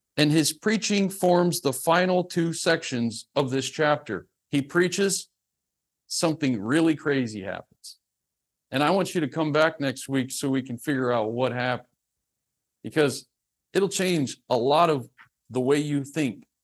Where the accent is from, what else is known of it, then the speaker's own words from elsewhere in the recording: the South, United States; I'm from the South